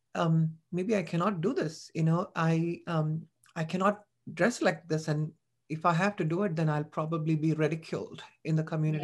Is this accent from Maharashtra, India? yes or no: no; Chennai, Tamil Nadu, India; moved away as an adult; I was born and brought up in Chennai.